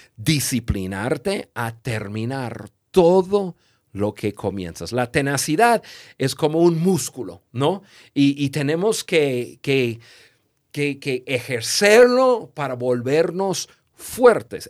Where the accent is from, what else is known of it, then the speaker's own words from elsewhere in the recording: United States; yo crecí en Estados Unidos